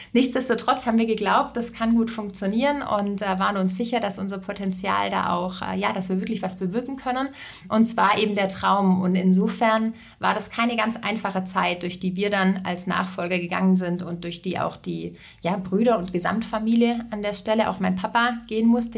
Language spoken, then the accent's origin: German; Ravensburg, Baden-Württemberg, Germany; moved away as an adult; also born or lived in Berlin; Ich komme aus Süddeutschland, äh, bin in ein Familienunternehmen hineingeboren worden. Wir haben äh, Mode- und Sporthäuser in Ravensburg